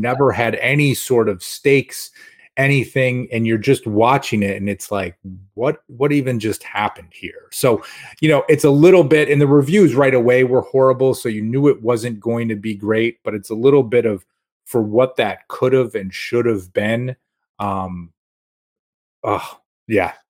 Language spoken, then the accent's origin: English; Rochester, New York, United States; growing up in Rochester